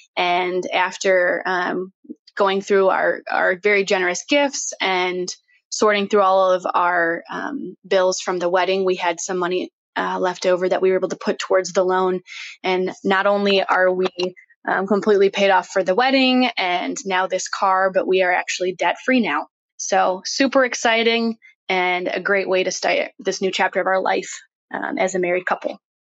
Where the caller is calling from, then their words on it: Salt Lake City, Utah, United States; I'm calling from Salt Lake City, Utah